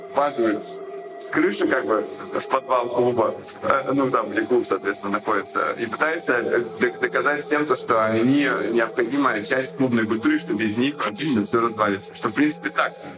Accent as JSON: {"language": "Russian", "town": "Yekaterinburg", "region": "Sverdlovsk Oblast", "country": "Russia", "tie": "born or raised there", "said": "я вырос в Екатеринбурге"}